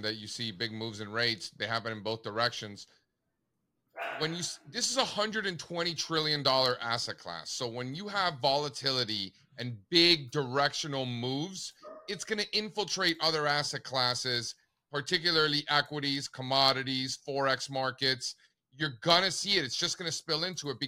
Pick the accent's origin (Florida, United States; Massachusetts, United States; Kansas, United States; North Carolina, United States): Florida, United States; Miami; moved away; also born or lived in New York City; I grew up in Miami, total flatlander, right? And then I lived in New York City